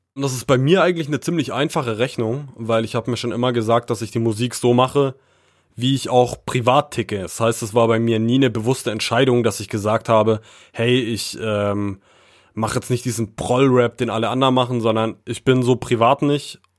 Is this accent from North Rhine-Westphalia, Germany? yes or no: no; Frankfurt, Brandenburg, Germany; moved away; also born or lived in Baden-Württemberg / Thuringia; meine Heimat repräsentieren sollte, dann würde ich auf jeden Fall mir Frankfurt oder schon auf die Fahne schreiben und auch Brandenburg